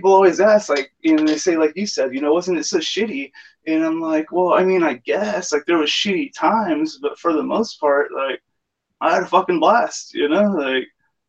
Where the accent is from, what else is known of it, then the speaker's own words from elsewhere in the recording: South Texas, United States; I grew up here in Texas, you know, moved around South Texas a lot growing up